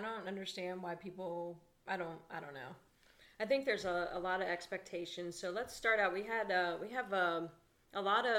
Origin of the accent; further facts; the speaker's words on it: Columbus, Ohio, United States; And I am from Columbus, Ohio.